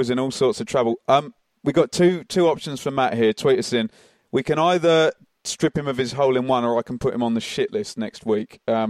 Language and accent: English; Suffolk, East of England, United Kingdom; I come from Suffolk.